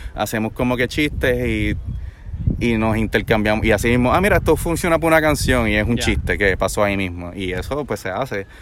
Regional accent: Trujillo Alto, Puerto Rico; also born or lived in Santurce, Puerto Rico / United States; yo soy de Santurce, original de Trujillo Alto, Puerto Rico

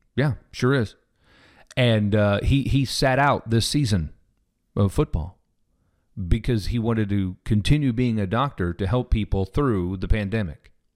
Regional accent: Kansas City, Missouri, United States; I grew up in Kansas City, Missouri.

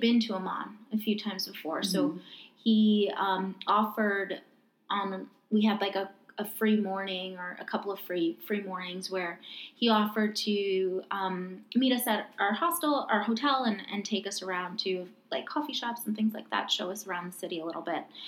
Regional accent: New York, United States; growing up in New York

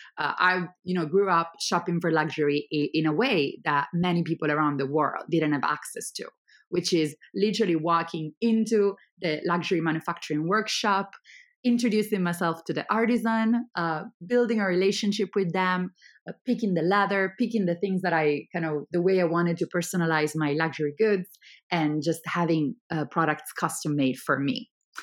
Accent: Italy; We started with Italy, obviously, because it's my hometown and because it is absolutely the cradle of luxury manufacturing in the world.

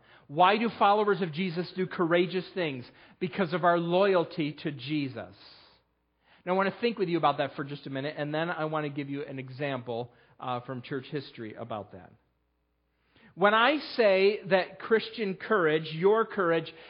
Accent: United States; moved away; my hometown is named after Oliver Hazard Perry

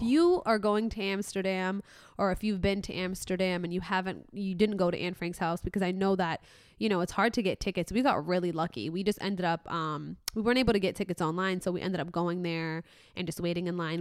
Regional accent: Mohammedia, Casablanca-Settat, Morocco; moved away; I'm from Muhammadiyah

